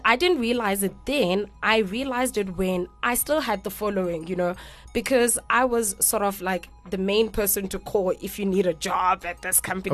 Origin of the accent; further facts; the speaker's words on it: Grahamstown, Eastern Cape, South Africa; moved away as an adult; I'm not from Cape Town. I'm from the Eastern Cape, Grahamstown